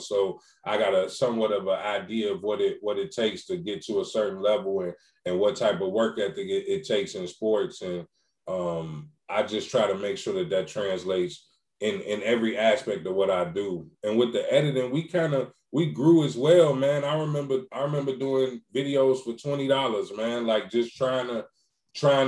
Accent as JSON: {"language": "English", "town": "Chicago", "region": "Illinois", "country": "United States", "said": "I'm from Chicago"}